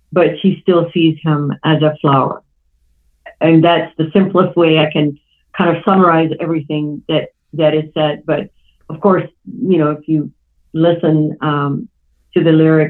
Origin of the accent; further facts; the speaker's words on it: Iran; moved away; I grew up in Iran